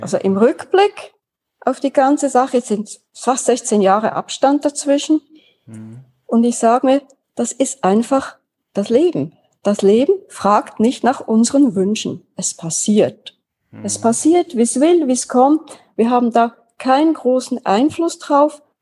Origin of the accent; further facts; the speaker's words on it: Switzerland; Ich bin 1948 in der Schweiz geboren, Schulen durchlaufen, da aufgewachsen